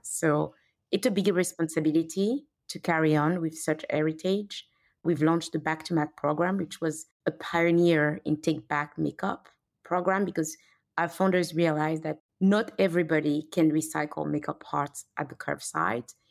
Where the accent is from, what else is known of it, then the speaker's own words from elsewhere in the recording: Benin; moved away; also born or lived in Paris, France / London, United Kingdom / New York, United States / Canada; I grew up in Benin, Africa